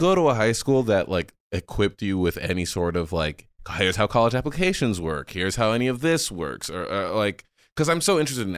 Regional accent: New York, United States; moved away; also born or lived in Napa Valley, California; I'm from New York

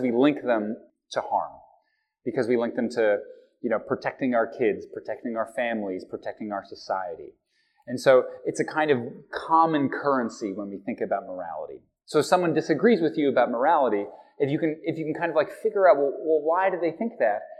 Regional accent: Halifax, Nova Scotia, Canada; as a kid, we went down there and we drove from from Halifax, Nova Scotia

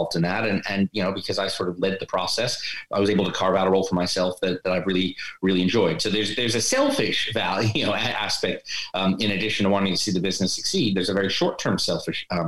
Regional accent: United States; moved away as an adult; also born or lived in New York; now in London, United Kingdom; I am an American transplant in London. I've lived here about 15 years.

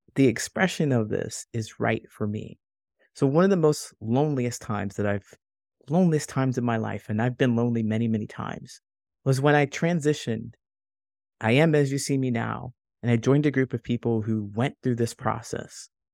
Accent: Ohio, United States; moved away as an adult; also born or lived in California; now in Chicago, United States; I grew up in Ohio and I moved all within Ohio

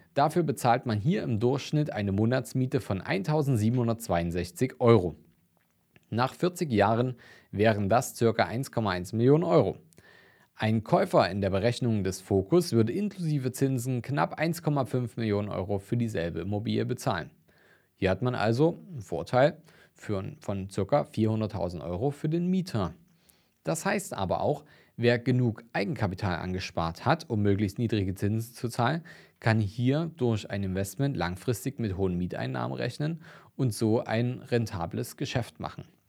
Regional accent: Dresden, Saxony, Germany; meine Heimat und auch einer meiner Lieblingsinvestitionsstandorte rund um Dresden

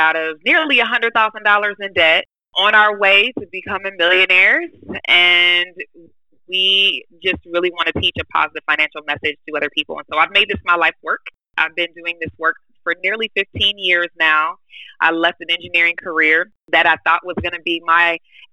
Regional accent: Michigan, United States; originally, I was born in Michigan

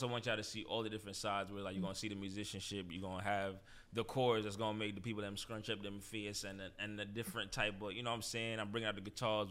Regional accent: New York City, New York, United States; I'm from New York

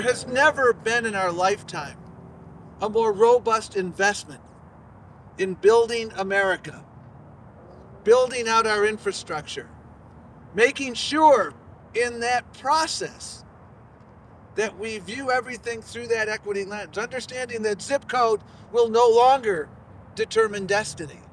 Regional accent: Buffalo, New York, United States; moved away; I grew up in Buffalo, New York

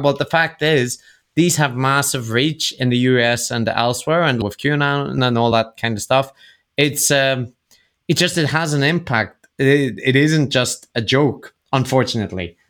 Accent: Northern Ireland, United Kingdom; growing up in Northern Ireland

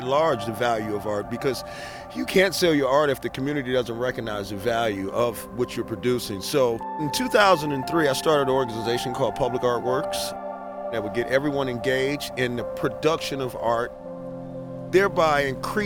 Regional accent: Detroit, Michigan, United States; I'm from Detroit.

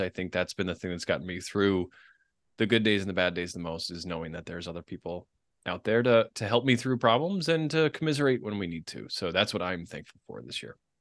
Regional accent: Boston, Massachusetts, United States; my hometown of Boston

